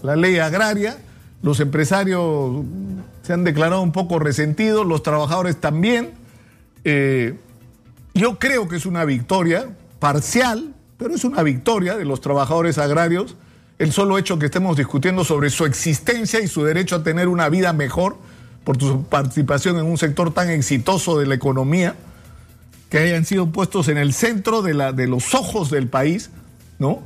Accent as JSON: {"language": "Spanish", "country": "Peru", "said": "como peruanos"}